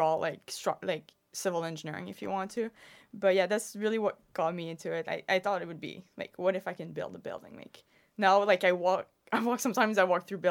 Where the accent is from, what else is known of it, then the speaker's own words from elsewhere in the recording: Quebec, Canada; I'm actually from Quebec